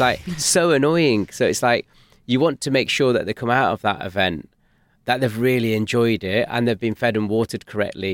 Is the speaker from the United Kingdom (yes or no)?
yes; Manchester, North West England, United Kingdom; we're from North Manchester.